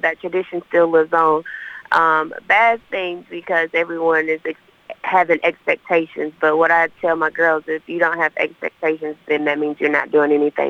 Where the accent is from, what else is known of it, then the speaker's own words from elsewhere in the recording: Dalton, Georgia, United States; also born or lived in Chattanooga area, Tennessee; now in Murfreesboro, United States; Originally from Dalton, Georgia, by way of, 30 minutes outside of Chattanooga, Tennessee